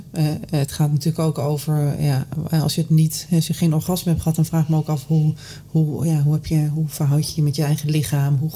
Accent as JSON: {"language": "Dutch", "region": "Drenthe", "country": "Netherlands", "tie": "born or raised there", "said": "Ik ben opgegroeid in Drenthe. Een klein dorp."}